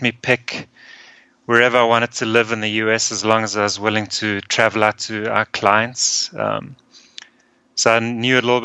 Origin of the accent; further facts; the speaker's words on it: Johannesburg, Gauteng, South Africa; moved away as an adult; also born or lived in Austria / Denver, United States; now in United States; I was born in Austria, so both my parents are Austrian, and then at a very young age, I immigrated to South Africa with my mom and my sister. And I went to school and college there.